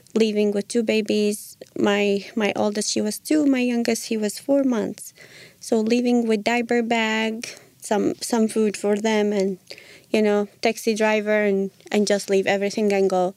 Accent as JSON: {"language": "English", "country": "Iraq", "moved": "as an adult", "lives_now": "United States", "said": "originally I'm from Iraq."}